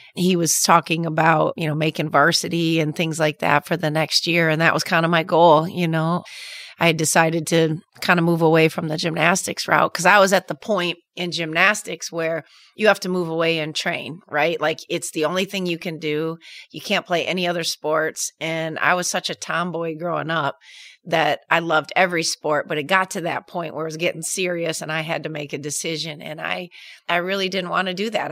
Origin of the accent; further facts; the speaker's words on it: Traverse City, Michigan, United States; Growing up in Traverse City